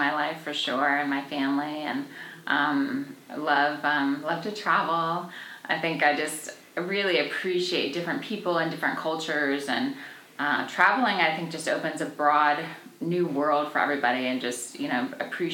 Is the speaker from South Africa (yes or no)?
no; Washington, D.C. area, Maryland, United States; moved away as an adult; also born or lived in Connecticut / Clemson, South Carolina; now in Anderson, United States; I'm from Washington, D.C. area, from Maryland